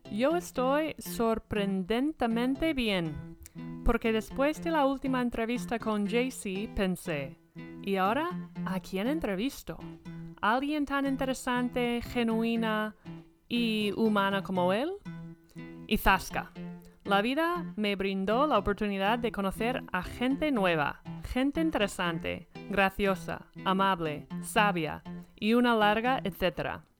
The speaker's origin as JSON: {"language": "Spanish", "town": "Madrid", "region": "Community of Madrid", "country": "Spain", "tie": "born or raised there", "said": "Nací en Madrid"}